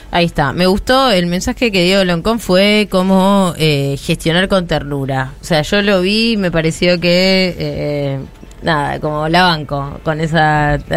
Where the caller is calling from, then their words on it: La Plata, Buenos Aires Province, Argentina; de La Plata